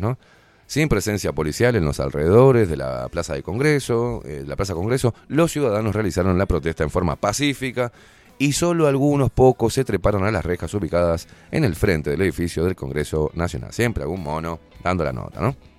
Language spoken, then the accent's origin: Spanish; Uruguay; en Uruguay somos todo